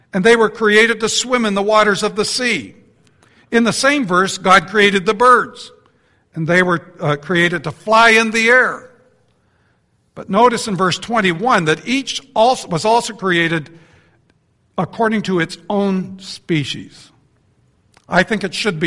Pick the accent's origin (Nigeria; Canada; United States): Canada; I'm from Canada.